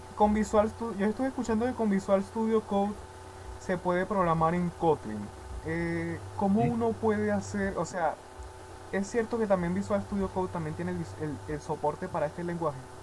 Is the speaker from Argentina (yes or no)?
no; Venezuela; soy de Venezuela.